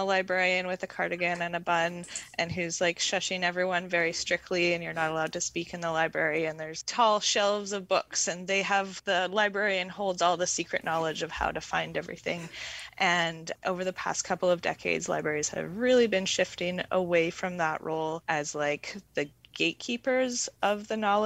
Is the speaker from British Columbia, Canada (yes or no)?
yes; Comox Valley, British Columbia, Canada; moved away as an adult; also born or lived in Montreal / Vancouver; I grew up in the Comox Valley and I lived in Montreal for about 9 years and then Vancouver.